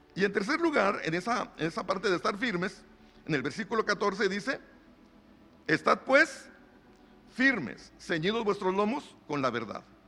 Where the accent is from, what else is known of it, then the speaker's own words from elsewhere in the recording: Monterrey, Nuevo León, Mexico; yo soy regio, hermano, yo aquí nací en Monterrey